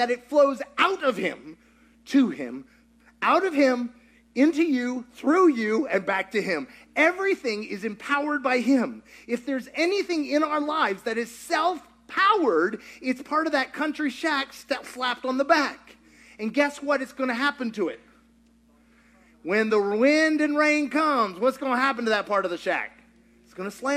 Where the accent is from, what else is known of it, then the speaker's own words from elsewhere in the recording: Kentucky, United States; I grew up in Kentucky.